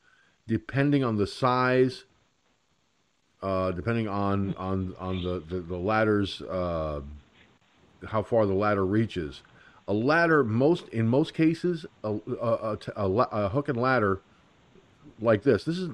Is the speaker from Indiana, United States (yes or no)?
no; Peekskill, New York, United States; Peekskill, my hometown